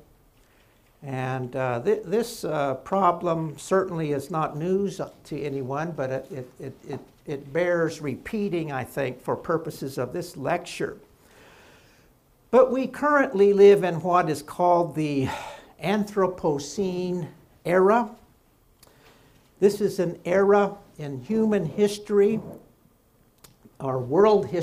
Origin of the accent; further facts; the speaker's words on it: Oklahoma, United States; my home state of Oklahoma